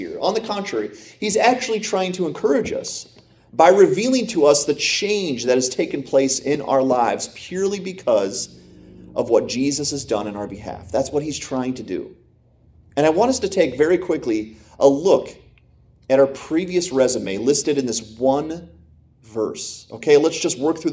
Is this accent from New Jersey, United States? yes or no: no; Pennsylvania, United States; now in Michigan, United States; I grew up in Pennsylvania